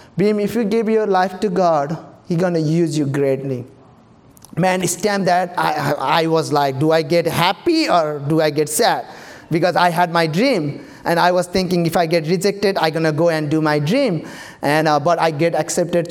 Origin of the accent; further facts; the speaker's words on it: Nepal; English is a second language; moved away as an adult; now in United States; I have to go back and forward here to Nepal, Nepal to here